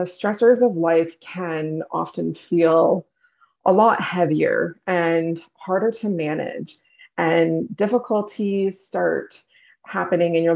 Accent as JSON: {"language": "English", "country": "Canada", "said": "I'm from Canada"}